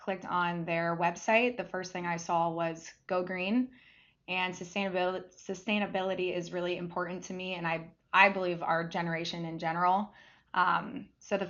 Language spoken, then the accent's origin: English; Central Ohio, United States; born and raised in Central Ohio